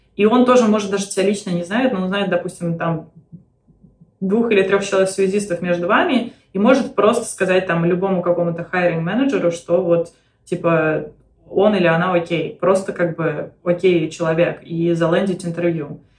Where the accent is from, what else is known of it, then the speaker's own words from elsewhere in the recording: Belarus; now in United States; в Беларуси, то есть откуда я родом